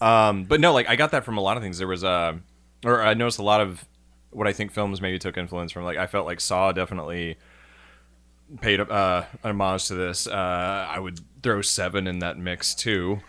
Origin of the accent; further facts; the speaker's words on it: Indiana, United States; we're both from Indiana.